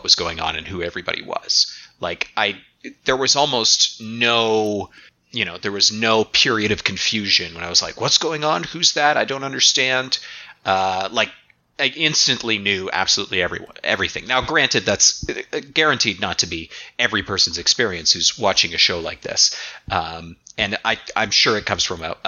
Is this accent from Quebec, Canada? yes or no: no; Toronto, Ontario, Canada; things that I'm really familiar with, like from the, you know, from the Toronto, Southern Ontario region